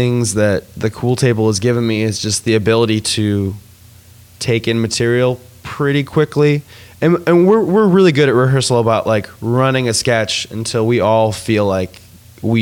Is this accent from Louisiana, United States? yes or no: no; Wilmette, Illinois, United States; moved away as an adult; also born or lived in Evanston, Illinois / Chicago, Illinois; now in Los Angeles, United States; I was born in Evanston, and I grew up like in the Wilmette, Winnetka area. So I've been here my whole life